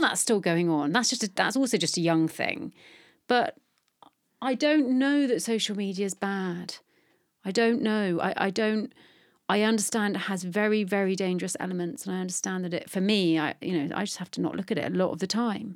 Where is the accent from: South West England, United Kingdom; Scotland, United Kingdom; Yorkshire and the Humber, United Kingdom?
South West England, United Kingdom; Bristol; also born or lived in London; I'm from London, but I grew up in Bristol